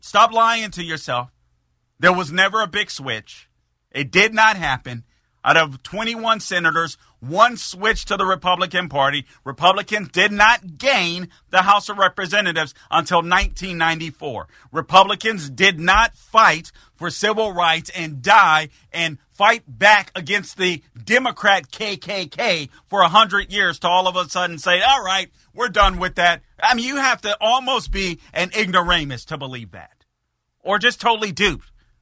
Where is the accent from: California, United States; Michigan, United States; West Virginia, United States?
California, United States; Los Angeles; moved away as an adult; now in Florida, United States; California. Guys, I'm born and raised. Born and raised